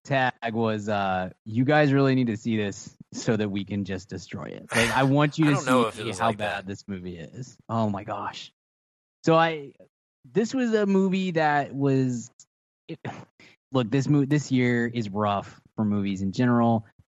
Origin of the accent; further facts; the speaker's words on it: Texas, United States; This offends me as a Texan.